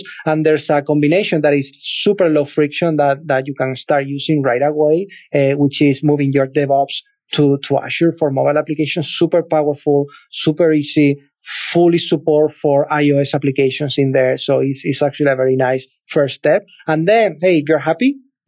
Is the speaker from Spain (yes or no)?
yes; Cadiz, Andalusia, Spain; moved away; a city called Cadiz. I'm from there. That's my hometown